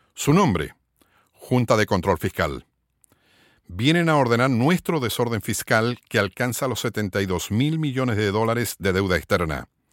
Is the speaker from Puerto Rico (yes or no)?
yes; Puerto Rico; somos alrededor de 3 millones y medio de habitantes en Puerto Rico